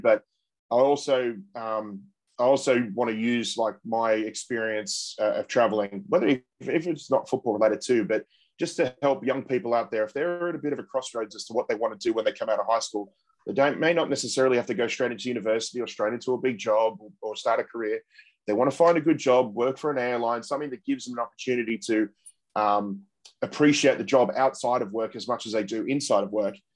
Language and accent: English; Australia; as Australian football supporters